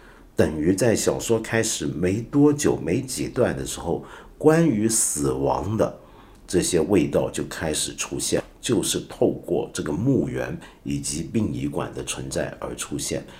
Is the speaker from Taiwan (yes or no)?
no; China; 我常常觉得我们中国人要了解西方文学经典，有时候是有很大难度的，因为大家的文化背景太过不一样。